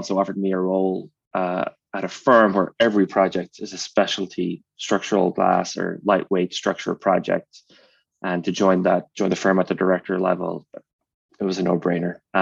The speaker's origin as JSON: {"language": "English", "area": "County Cork", "region": "Munster", "country": "Ireland", "tie": "born or raised there", "said": "I grew up on a 60 acre dairy farm"}